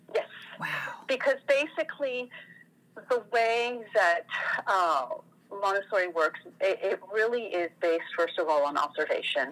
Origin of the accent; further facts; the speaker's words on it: France; moved away as an adult; also born or lived in Tunisia / Algeria; now in United States; I'm, I'm originally from France, mm. and we've been in the States for 20 years now